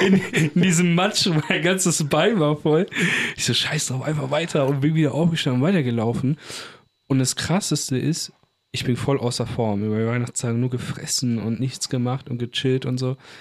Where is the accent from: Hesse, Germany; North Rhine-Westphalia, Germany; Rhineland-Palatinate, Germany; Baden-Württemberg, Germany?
North Rhine-Westphalia, Germany; Bochum; wir kommen ja auch aus Bochum